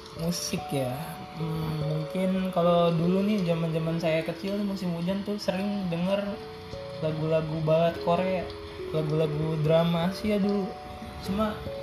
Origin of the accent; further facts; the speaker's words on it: South Tangerang, Banten, Indonesia; Kita mah orang Betawi